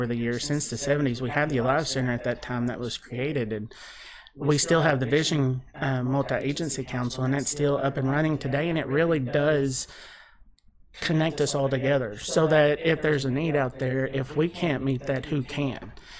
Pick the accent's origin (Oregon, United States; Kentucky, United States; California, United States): Kentucky, United States; Russell Springs; moved away as an adult; now in Bowling Green, United States; I came from Russell County, over Russell Springs, Jamestown area, like Cumberland, and came to school here at Western in 2000